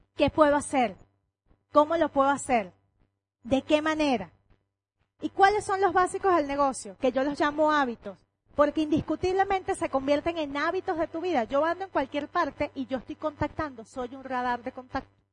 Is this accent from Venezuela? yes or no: yes; Venezuela; Cuando yo voy para otra parte, yo soy Venezuela donde me paro